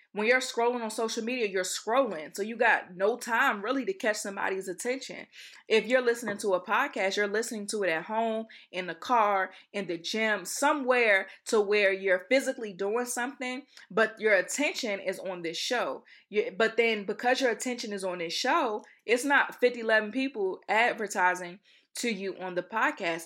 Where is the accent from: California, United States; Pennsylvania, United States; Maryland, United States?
Maryland, United States; Accokeek; also born or lived in Baltimore, Maryland; I'm from Accokeek, Maryland